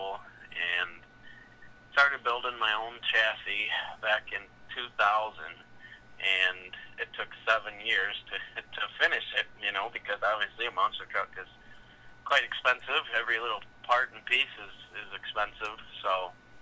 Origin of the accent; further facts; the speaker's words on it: Rockford, Illinois, United States; here in Rockford at my hometown show at the Metro Center